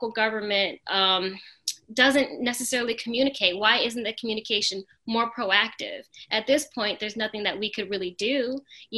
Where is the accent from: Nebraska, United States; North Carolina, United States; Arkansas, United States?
North Carolina, United States; Charlotte; also born or lived in Norfolk, Virginia; we all moved down to Charlotte when my brother and I were in elementary school. And my mom works in healthcare, so she felt like Charlotte was a great place to start over. And so we moved down to Charlotte, and, you know, I grew up here